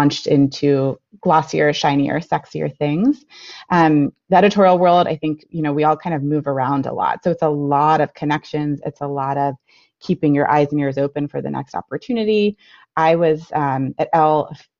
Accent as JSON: {"language": "English", "region": "Florida", "country": "United States", "tie": "born or raised there", "moved": "yes", "lives_now": "Yardley, United States", "said": "I grew up in Florida, though, so I am not from this part of the country"}